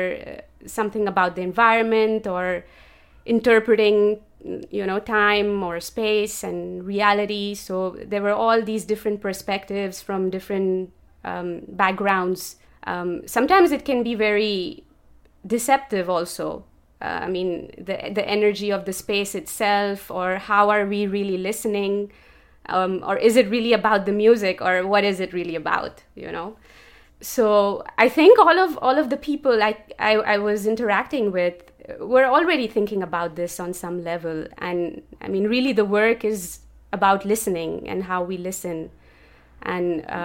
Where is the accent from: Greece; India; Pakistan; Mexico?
Pakistan; Karachi, Sindh; moved away as an adult; also born or lived in Copenhagen, Denmark; now in Budapest, Hungary; I am originally from Pakistan, from the city of Karachi, and I moved to Europe in 2017